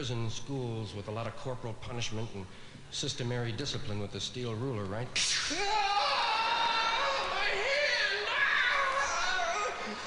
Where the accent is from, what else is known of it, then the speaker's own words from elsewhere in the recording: New York, United States; I was from one of those Irish neighborhoods in New York